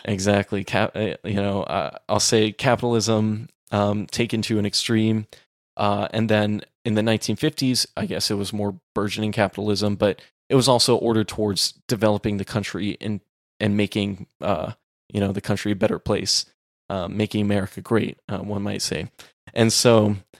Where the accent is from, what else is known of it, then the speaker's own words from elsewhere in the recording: Texas, United States; growing up in Texas